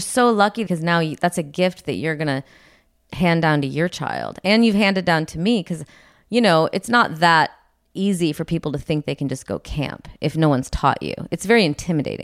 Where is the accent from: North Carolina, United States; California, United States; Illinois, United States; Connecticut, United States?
Illinois, United States; moved away; I'm from Illinois